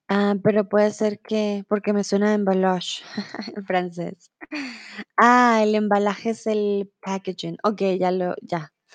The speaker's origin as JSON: {"language": "Spanish", "region": "Bogotá", "country": "Colombia", "also_born_or_lived": "Mexico", "moved": "yes", "lives_now": "Germany", "said": "soy de Colombia, de Bogotá"}